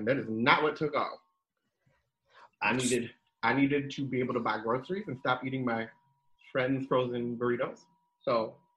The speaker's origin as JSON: {"language": "English", "region": "New Jersey", "country": "United States", "tie": "born or raised there", "also_born_or_lived": "Southern California / Nebraska", "moved": "yes", "said": "I'm born and raised in New Jersey"}